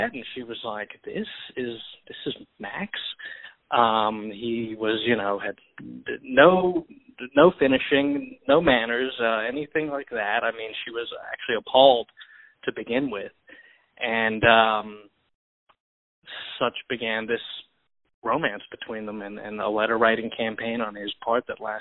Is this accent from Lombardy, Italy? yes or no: yes; Milan, Lombardy, Italy; moved away; I was born in Italy, in Milan